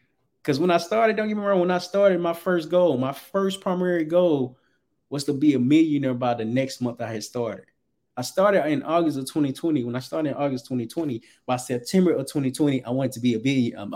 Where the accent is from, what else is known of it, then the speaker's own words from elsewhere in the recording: Little Rock, Arkansas, United States; moved away; I'm originally from Little Rock, Arkansas.